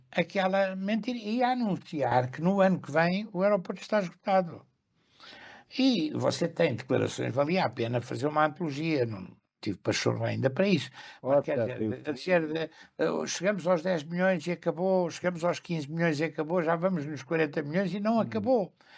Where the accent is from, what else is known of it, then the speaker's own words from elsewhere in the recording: Lisbon, Portugal; also born or lived in Sintra; Eu morei sempre, e espero vir a morar outra vez, é a minha terra, em Lisboa, no Campo Grande